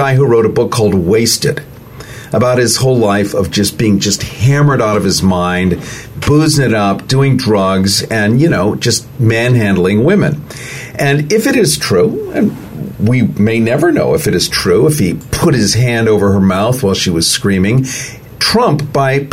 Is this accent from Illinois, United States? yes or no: yes; Lake Forest, Illinois, United States; now in California, United States; I was raised as a Republican in Lake Forest, Illinois